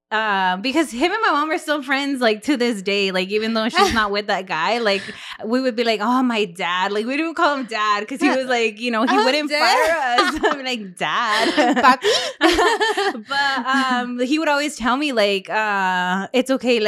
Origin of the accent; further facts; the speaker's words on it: Delano, California, United States; all I grew up around in Delaney